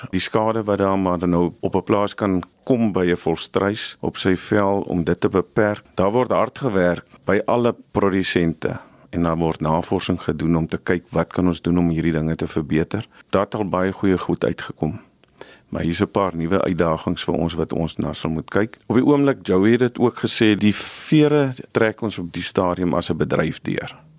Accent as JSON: {"language": "Afrikaans", "country": "South Africa", "said": "Ons as Suid-Afrikaners"}